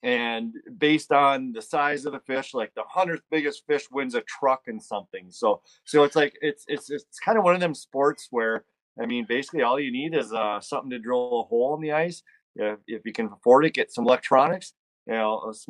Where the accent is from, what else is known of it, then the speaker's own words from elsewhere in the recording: Buffalo, Minnesota, United States; now in Big Lake, United States; Grew up in Buffalo, though. So just a little bit south of here is where I grew up.